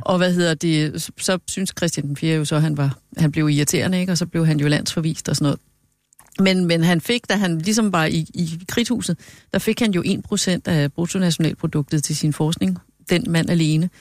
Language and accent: Danish; Hørsholm, Capital Region of Denmark, Denmark; Jeg er født i Hørsholm